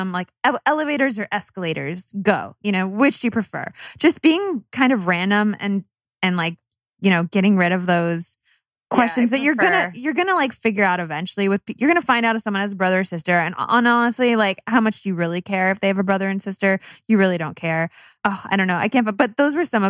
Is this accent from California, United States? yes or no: yes; California, United States; I'm from California